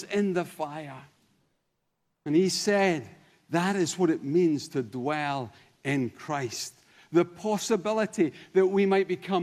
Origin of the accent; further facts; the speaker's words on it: Denny, Scotland, United Kingdom; now in Kirkintilloch, United Kingdom; originally? Well, a little village called Denny. Today? Kirkintilloch. Generally? Scotland